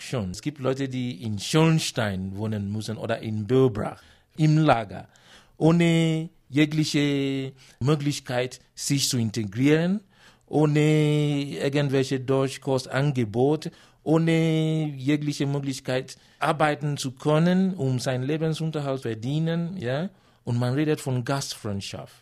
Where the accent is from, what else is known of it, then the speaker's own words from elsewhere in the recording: Nigeria; German is a second language; moved away as an adult; now in Munich, Germany; Ich komme aus Nigeria. Ich bin seit über sieben Jahren hier in München, in Bayern